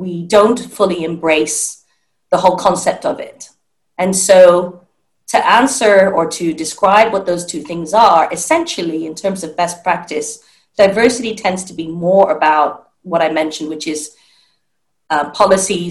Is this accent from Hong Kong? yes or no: yes; Hong Kong; I grew up in Hong Kong